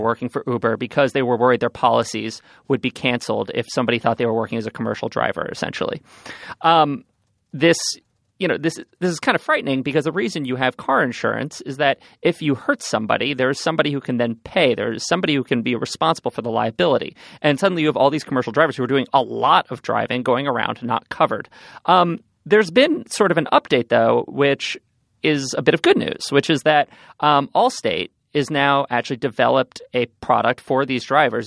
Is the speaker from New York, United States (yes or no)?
yes; New York, United States; I grew up on Central Park